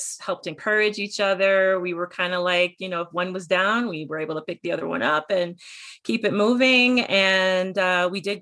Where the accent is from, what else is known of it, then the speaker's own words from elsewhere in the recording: New York, United States; moved away as an adult; now in Colorado Springs, United States; I am also from New York